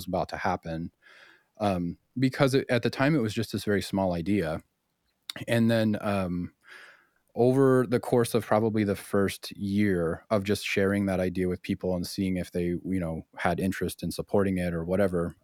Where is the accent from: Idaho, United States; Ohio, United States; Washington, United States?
Washington, United States; Spokane; our origins be in Spokane